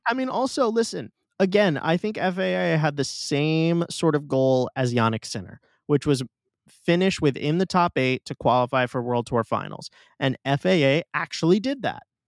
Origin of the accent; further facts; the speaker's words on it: New York, United States; my hometown tournament